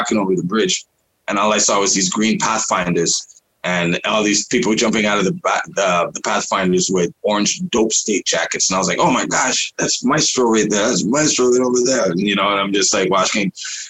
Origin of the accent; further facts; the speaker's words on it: Toronto, Ontario, Canada; When I was growing up on Markham Road, and Cut Creator was just over the bridge. I used to live over at 421 Markham Road